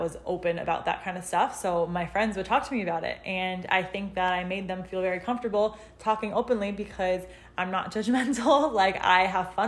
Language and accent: English; Western Connecticut, United States; also born or lived in Newark, Delaware / West Hartford, Connecticut; I am from Connecticut. I'm from Western Connecticut